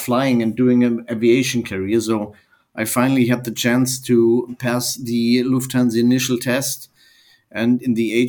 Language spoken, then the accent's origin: English; Germany; I'm from Germany.